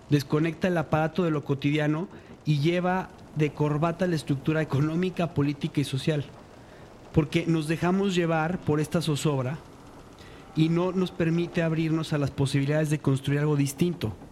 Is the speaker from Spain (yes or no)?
no; Mexico; Yo sí quisiera creer que todo lo que somos como mexicanos, melancolía, máscaras, eh, machismo, eh, diversión, gastronomía